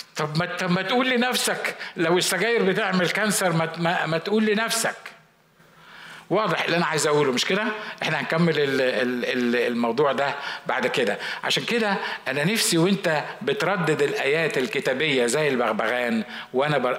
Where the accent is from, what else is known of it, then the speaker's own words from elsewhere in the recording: Egypt; كنا في مستشفى عندنا في مصر